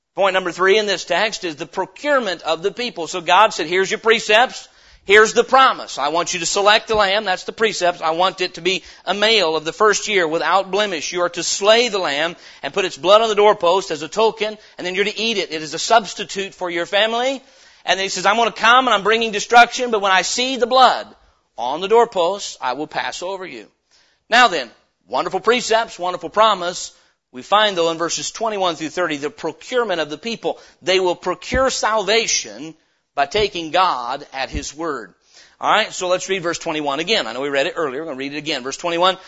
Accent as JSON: {"language": "English", "country": "United States", "said": "as an American citizen"}